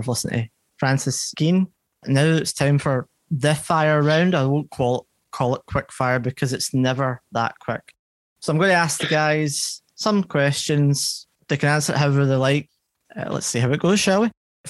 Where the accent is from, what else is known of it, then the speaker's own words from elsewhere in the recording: Scotland, United Kingdom; and then when I'm talking to but like yourselves, obviously as a Scottish.